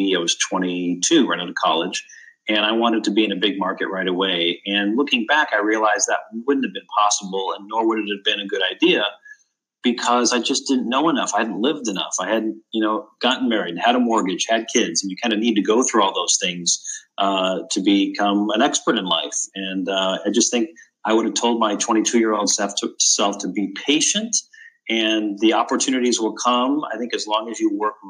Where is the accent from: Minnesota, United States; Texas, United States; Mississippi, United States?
Minnesota, United States; St. Cloud; I grew up in St. Cloud, Minnesota, which is about an hour north of Minneapolis